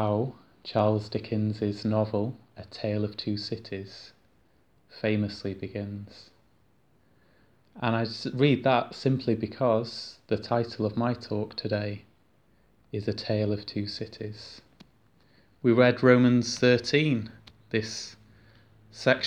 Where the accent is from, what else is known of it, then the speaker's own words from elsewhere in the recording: United Kingdom; us as British people culturally